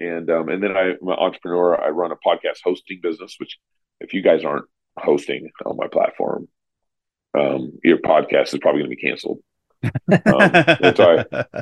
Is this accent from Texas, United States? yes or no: yes; Texas, United States; also born or lived in Oregon / California; now in Idaho, United States; I grew up in Texas, so I'm a Southern boy at heart.